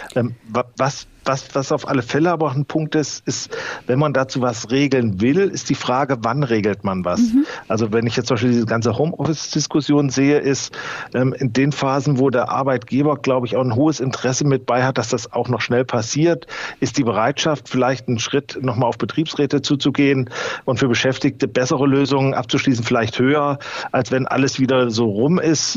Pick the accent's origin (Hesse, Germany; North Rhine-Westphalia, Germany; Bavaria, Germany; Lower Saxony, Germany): Hesse, Germany; North; bei uns in Nordhessen